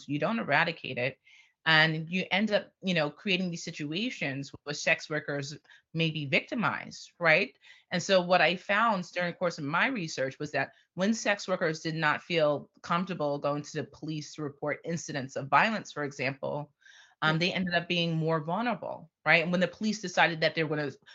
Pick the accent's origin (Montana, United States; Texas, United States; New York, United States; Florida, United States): New York, United States; I grew up in New York